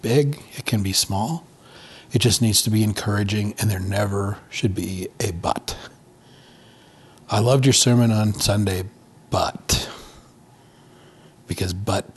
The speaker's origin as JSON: {"language": "English", "region": "Montana", "country": "United States", "tie": "born or raised there", "also_born_or_lived": "Twin Cities, Minnesota", "moved": "yes", "lives_now": "Colorado Springs, United States", "said": "I grew up in Montana. We always hunted"}